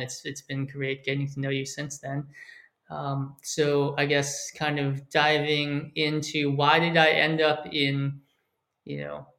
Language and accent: English; Silicon Valley, California, United States; moved away as an adult; also born or lived in Hong Kong; I grew up in Silicon Valley, where there are obviously like a lot of Asian people.